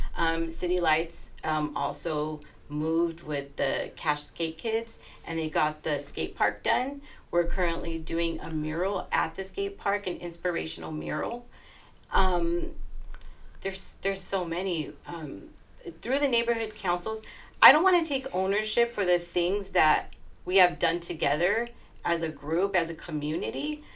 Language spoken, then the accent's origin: English; Los Angeles, California, United States; my hometown in Northeast Los Angeles